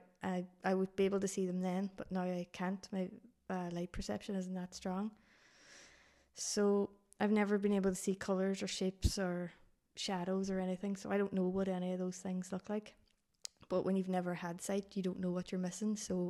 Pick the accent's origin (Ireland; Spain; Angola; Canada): Ireland; Dublin, Leinster; born there; So I was obviously really tiny baby when I was born in Dublin, was really sick.